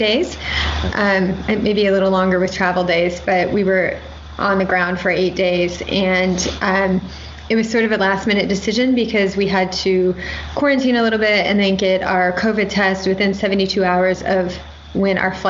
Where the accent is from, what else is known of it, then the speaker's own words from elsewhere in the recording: Midwest, United States; moved away; also born or lived in Indiana / Atlanta; So I grew up in the Midwest